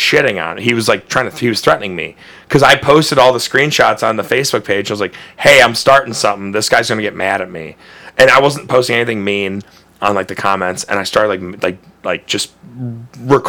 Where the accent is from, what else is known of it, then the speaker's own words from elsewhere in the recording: Cleveland, Ohio, United States; also born or lived in Lakewood, Ohio; I grew up in Old Brooklyn, which is, like, right by Parma